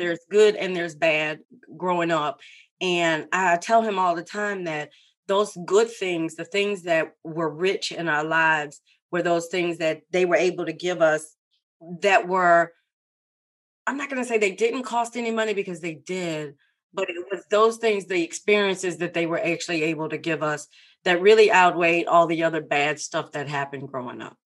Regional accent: Baton Rouge, Louisiana, United States; I am born and raised in Baton Rouge, Louisiana. I am truly a Louisiana girl.

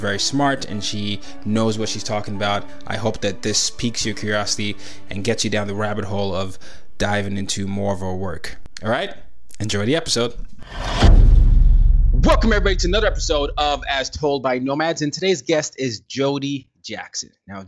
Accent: Nigeria; So I'm a Nigerian and I grew up in different parts of the world.

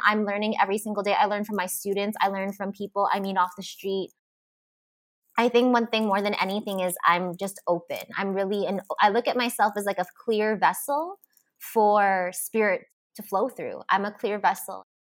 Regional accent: Philippines; I'm Filipina and I was raised Roman Catholic. So religion was a huge part of my upbringing.

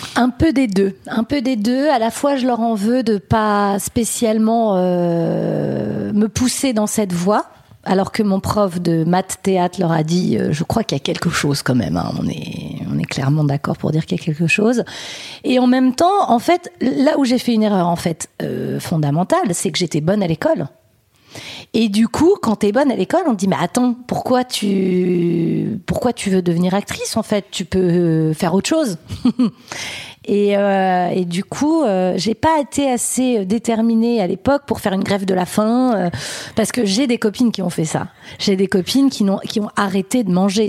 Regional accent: France; je suis née en France. Mon père est né en France

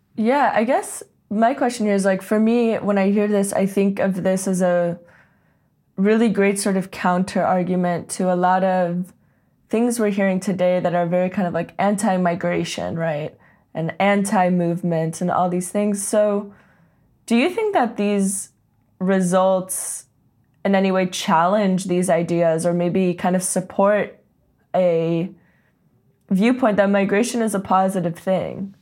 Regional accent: Silicon Valley, California, United States; growing up in Silicon Valley

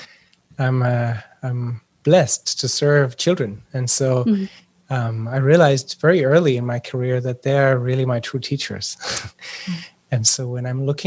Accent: Germany; now in Switzerland; I'm born in Germany and live in Switzerland

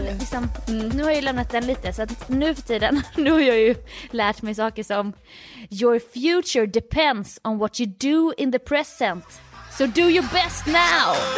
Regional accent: Jönköping, Jönköping County, Sweden; jag är från Jönköping

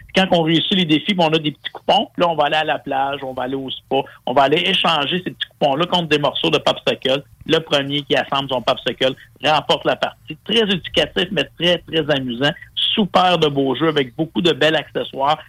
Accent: Quebec, Canada; ici, chez nous au Québec

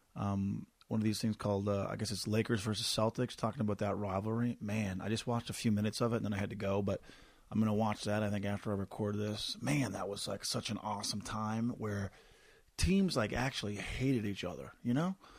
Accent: Corner Brook, Newfoundland and Labrador, Canada; moved away; back to my hometown of Cornerbrook, one of the prettiest places on the planet

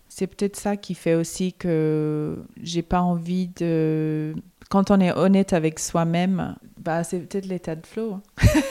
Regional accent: Melbourne, Victoria, Australia; moved away as an adult; now in Paris, France

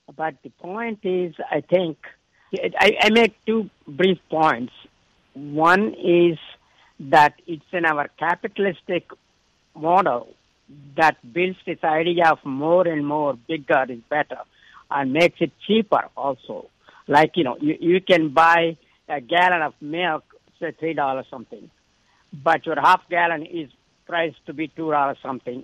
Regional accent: India; moved away; When I grew up in India

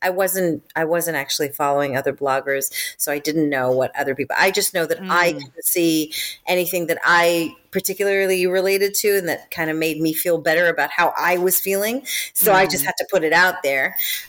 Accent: Israel; accent: American; now in United Kingdom; I live in the UK, but I'm originally from Israel. And the number one question I get asked is, why do I sound American?

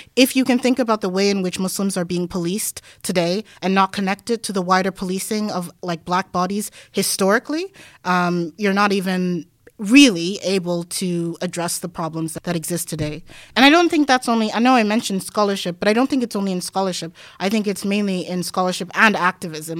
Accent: Denmark; moved away; growing up in Denmark

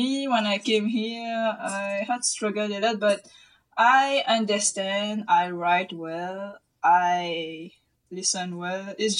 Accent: Mauritius; English is a second language; moved away as an adult; now in Toronto, Canada; So I am from Mauritius. I was born in Mauritius, and then I came to Toronto like since 2 years.

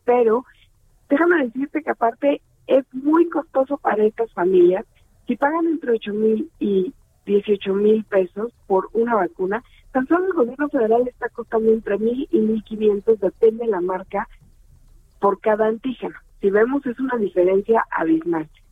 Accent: Mexico; mi país

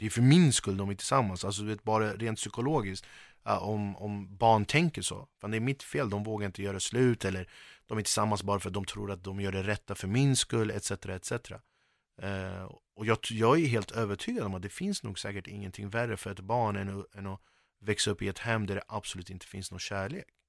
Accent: Sweden; jag är verkligen förortskille

